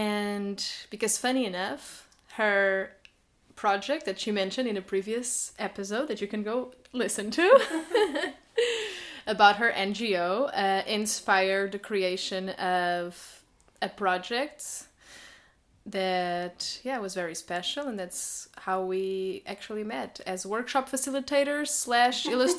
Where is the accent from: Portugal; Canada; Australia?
Portugal; moved away as an adult; now in Berlin, Germany; I came from Portugal to Germany in 2019, so I've been in Berlin for 4 years now.